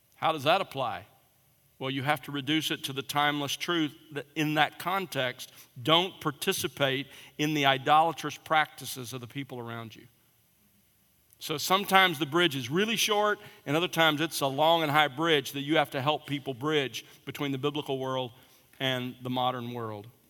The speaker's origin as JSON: {"language": "English", "region": "South Alabama", "country": "United States", "tie": "born or raised there", "said": "I grew up in South Alabama"}